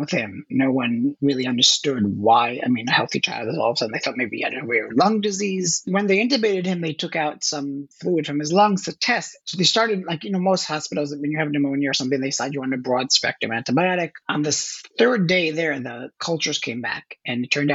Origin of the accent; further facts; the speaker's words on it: Israel; moved away as an adult; now in New York, United States; I was born in New York, but raised and grew up in Israel. So that's where I lived most of my formative years. Then after my military service, I moved back to the States. So I've been in New York since 2001.